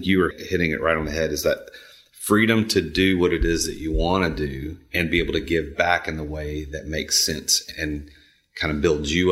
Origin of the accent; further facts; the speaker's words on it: Nashville, Tennessee, United States; I'm from the Nashville area. I grew up here